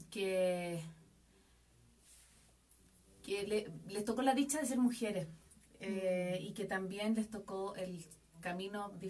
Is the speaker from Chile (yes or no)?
yes; Chile; Em, soy chilena, tengo 38 años